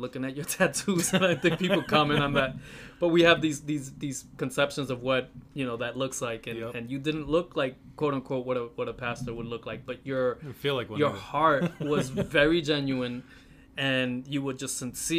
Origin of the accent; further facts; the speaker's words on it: Rhode Island, United States; also born or lived in Brooklyn, New York; at 4 years old, we moved to Rhode Island, and I lived in the housing projects